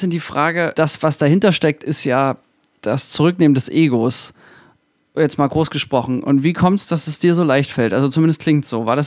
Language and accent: German; Thuringia, Germany; Ja, ich komme das, auch aus Thüringen.